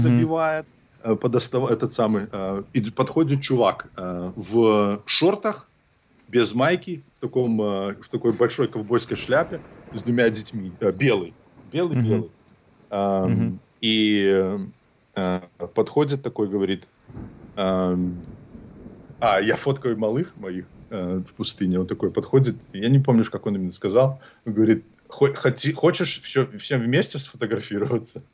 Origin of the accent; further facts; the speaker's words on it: Belarus; also born or lived in Vitebsk Region / Hantsavichy; now in Los Angeles, United States; я из Беларуси